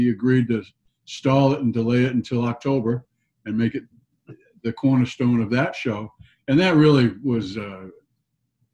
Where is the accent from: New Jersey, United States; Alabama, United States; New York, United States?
New York, United States; Long Island; I grew up on Long Island